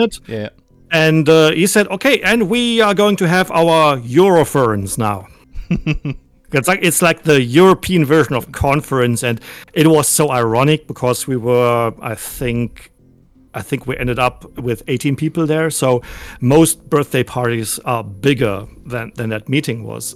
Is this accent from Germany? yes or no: yes; Germany; I'm I'm, I'm from Germany